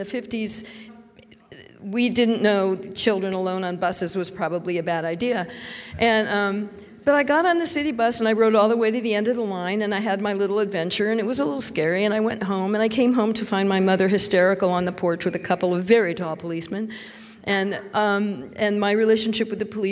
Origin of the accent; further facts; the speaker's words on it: San Francisco Bay Area, California, United States; I was raised in the San Francisco Bay Area